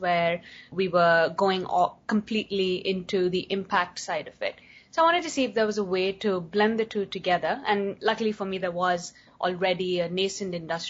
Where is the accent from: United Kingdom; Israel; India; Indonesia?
India; moved away as an adult; also born or lived in United States; growing up in India